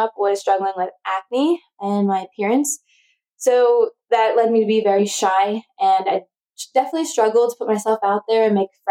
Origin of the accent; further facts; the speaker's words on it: Pennsylvania, United States; I was born in Pennsylvania.